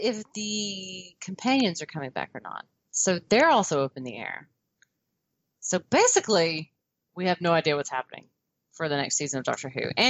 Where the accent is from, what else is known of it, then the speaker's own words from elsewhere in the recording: the South, United States; accent: Southern; Being a Southerner.